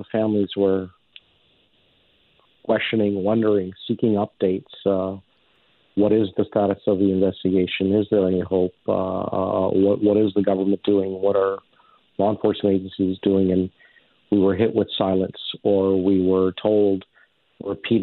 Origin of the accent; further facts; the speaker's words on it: Canada; I came to Canada 6 months old. Canada's my home. It's my country. It's all I've ever known